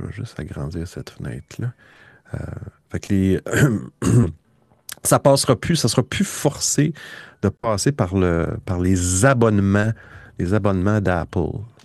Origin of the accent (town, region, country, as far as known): Quebec, Canada